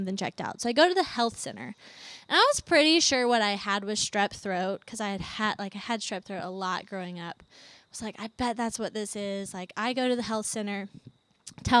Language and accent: English; Charlottesville, Virginia, United States; moved away as an adult; also born or lived in Atlanta, Georgia; now in Athens, United States; I grew up in Charlottesville, went to JMU